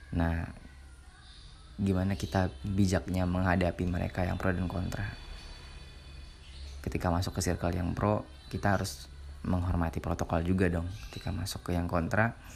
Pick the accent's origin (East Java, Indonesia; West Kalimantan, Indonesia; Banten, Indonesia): West Kalimantan, Indonesia; Ketapang; Yang bikin saya makin terasa adalah dalam pesawat tersebut ada penumpang dari kota saya, kota Ketapang gitu.